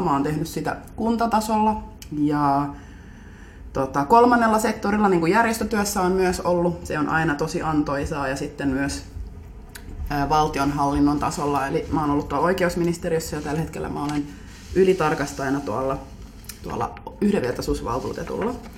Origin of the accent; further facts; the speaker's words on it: Helsinki, Uusimaa, Finland; olen Munkkiniemestä kotoisin